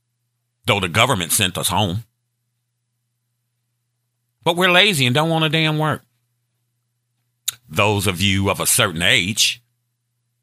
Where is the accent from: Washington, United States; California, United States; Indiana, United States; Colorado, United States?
Indiana, United States; Gary; I'm from Gary, Indiana. Steel mill town